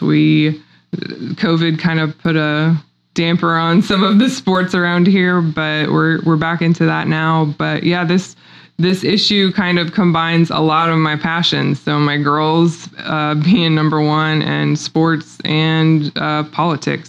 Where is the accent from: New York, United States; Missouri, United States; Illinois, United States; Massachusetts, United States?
Missouri, United States; Republic; I'm a native Missourian. I grew up in Republic, Missouri, graduated there.